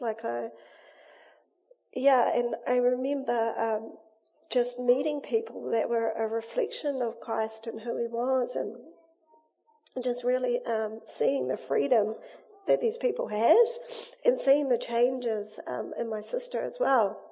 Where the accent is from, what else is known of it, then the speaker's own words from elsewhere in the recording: Wainui, New Zealand; we grew up in Wainui